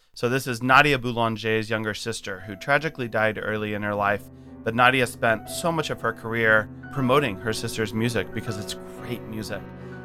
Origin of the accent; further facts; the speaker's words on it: Huntsville, Alabama, United States; I grew up in Huntsville, Alabama. I lost the accent because one of my first choral conducting teachers said, your vowels are not good, …, so you need to fix those so the choirs can sing in tune.